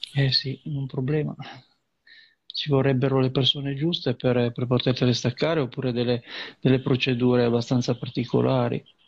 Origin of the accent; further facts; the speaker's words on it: Liguria, Italy; dalle nostre parti